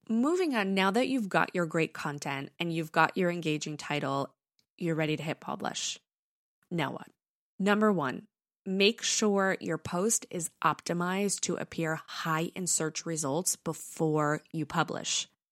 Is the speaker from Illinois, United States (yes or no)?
no; New York, United States; accent: New York; my British accent comes out before my New York accent